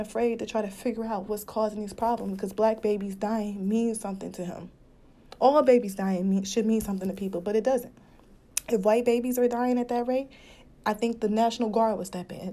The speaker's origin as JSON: {"language": "English", "town": "Cleveland", "region": "Ohio", "country": "United States", "tie": "born or raised there", "also_born_or_lived": "Detroit, Michigan", "said": "my hometown from Cleveland"}